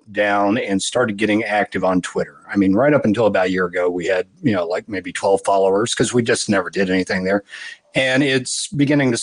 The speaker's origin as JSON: {"language": "English", "region": "Florida", "country": "United States", "tie": "born or raised there", "also_born_or_lived": "Georgia", "moved": "as an adult", "said": "I grew up in Florida. I was born in Georgia, but, you know, family landed in Florida in the same county that Kennedy Space Center is in when I think I was six, and did not move away from there until I was 30"}